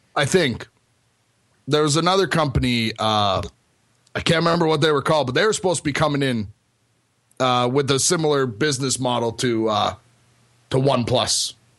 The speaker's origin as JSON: {"language": "English", "country": "Canada", "tie": "born or raised there"}